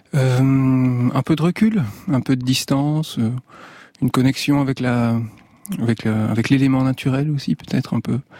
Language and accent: French; Belgium; moved away; also born or lived in Liège; dans mon pays d'origine, en Belgique